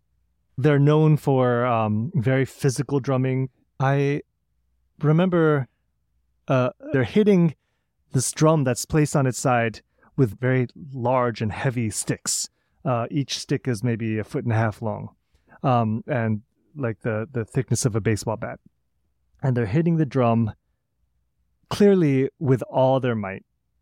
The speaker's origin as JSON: {"language": "English", "town": "St. Louis", "region": "Missouri", "country": "United States", "tie": "born or raised there", "said": "So I grew up in St. Louis playing classical flute, having parents both in the St. Louis Symphony Orchestra, and really being immersed in that through high school."}